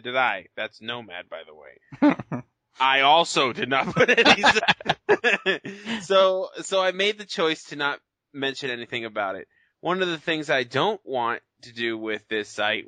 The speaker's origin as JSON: {"language": "English", "country": "United States", "said": "I'm American too"}